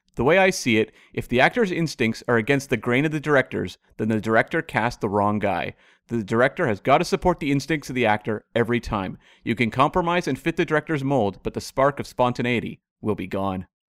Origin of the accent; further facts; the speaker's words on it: Canada; in Canada we know, but we're part of the Commonwealth